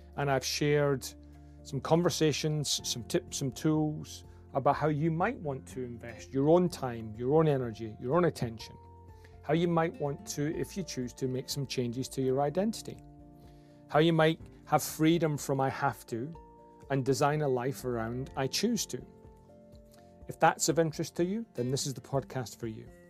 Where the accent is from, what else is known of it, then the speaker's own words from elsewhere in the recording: Scotland, United Kingdom; I'm a Scot with a Scottish name with an English family who's got an Aussie passport